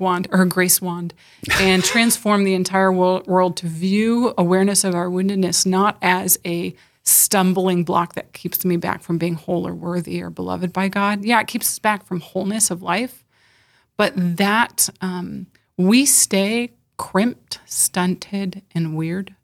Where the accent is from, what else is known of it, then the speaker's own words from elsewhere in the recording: California, United States; moved away as an adult; now in South Dakota, United States; I was born and raised in California